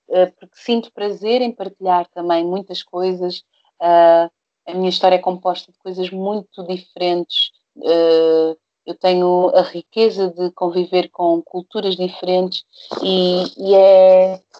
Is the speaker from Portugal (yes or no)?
no; Brazil; moved away; do Brasil, eu lembro que eu, eu comecei a fazer, a, a, a, filmar um documentário só da minha mãe um documentário só do meu pai.